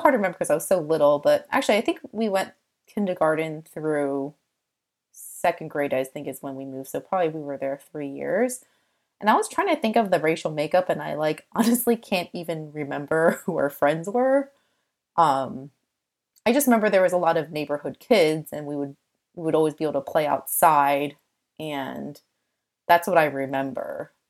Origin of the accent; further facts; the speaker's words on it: United States; And I think that growing up in America, like there's just certain things that are just quote unquote weird to someone who doesn't grow up in an Asian household.